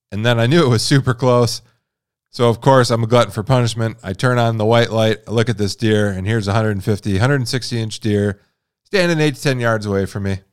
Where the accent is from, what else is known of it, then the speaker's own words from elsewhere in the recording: Midwest, United States; moved away as an adult; now in Montana, United States; growing up in the Midwest